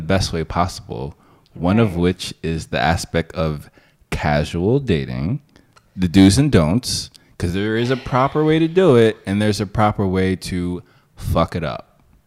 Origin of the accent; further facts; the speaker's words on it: United States; as an American in Sweden